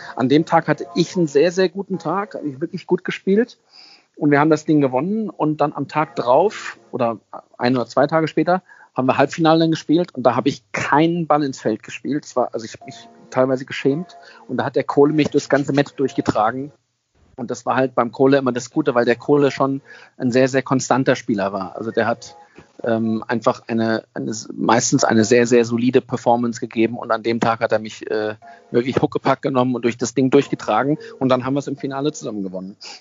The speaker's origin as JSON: {"language": "German", "country": "Germany", "also_born_or_lived": "California", "said": "ich als Deutscher konnte ja nie einen Wohnsitz bekommen in, in Amerika"}